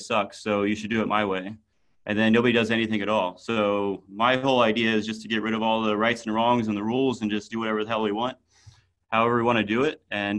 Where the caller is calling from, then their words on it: Raleigh, North Carolina, United States; I am in Raleigh, North Carolina.